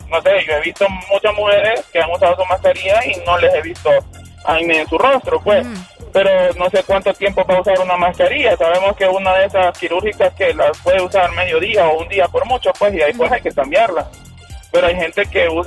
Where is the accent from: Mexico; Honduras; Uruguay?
Honduras; como hondureño